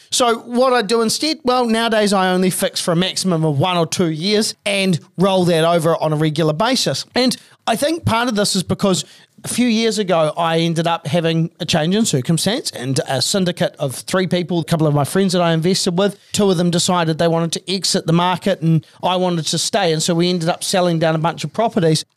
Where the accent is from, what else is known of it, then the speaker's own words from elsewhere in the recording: Christchurch, Canterbury, New Zealand; I was from Christchurch.